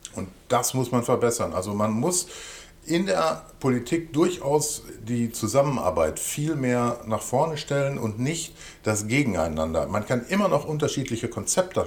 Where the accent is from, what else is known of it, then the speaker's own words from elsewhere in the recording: Hövelhof, North Rhine-Westphalia, Germany; Der ländliche Raum, also sprich in diesem Falle dann Hövenhof oder der Kreis Paderborn, wird absolut meine Heimat bleiben